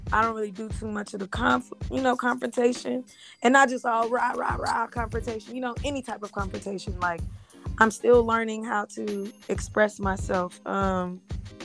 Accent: California, United States; now in Dallas, United States; I'm originally from California

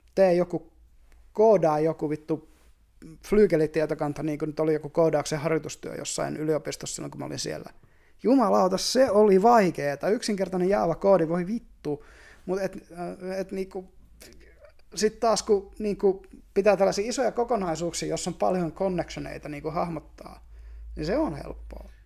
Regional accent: Savonlinna, South Savo, Finland; me ollaan molemmat vähän niin kuin maalta. Mä oon, mä oon Savonlinnasta

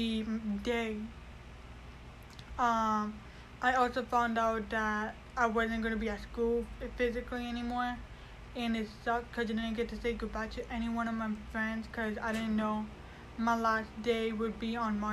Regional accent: Mesa, Arizona, United States; also born or lived in Chandler, Arizona; I was born in Chandler, Arizona, raised in Mesa

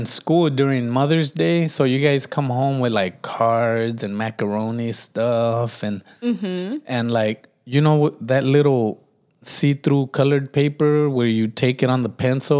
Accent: United States; we were raised in the United States.

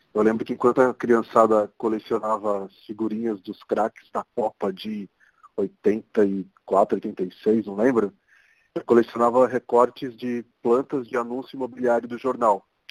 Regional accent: São Paulo, Brazil; sou daqui de São Paulo mesmo, é, posso dizer que sou um paulistano da Gema

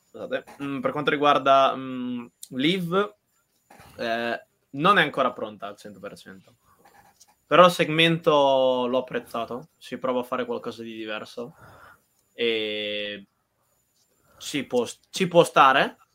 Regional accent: Emilia-Romagna, Italy; perché lui è preso Emiliano e invece sono Romagnolo.

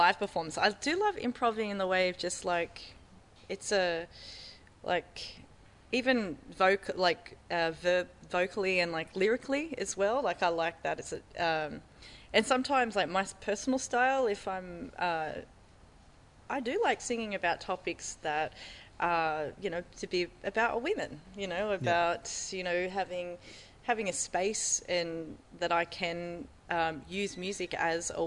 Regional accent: Maitland, New South Wales, Australia; I'm originally from Maitland, so I know when I was growing up, you know, we didn't have this here

